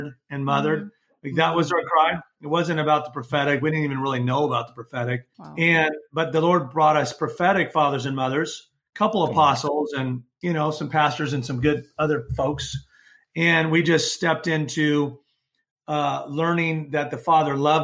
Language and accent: English; California, United States; I'm from California